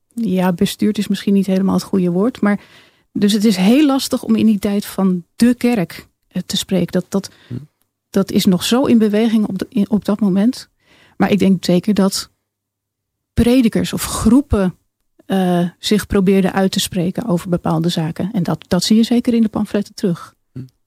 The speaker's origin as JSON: {"language": "Dutch", "area": "along the Lek", "region": "Rivierengebied", "country": "Netherlands", "tie": "born or raised there", "said": "ik eh, kom uit het rivierengebied, ben eh, opgegroeid"}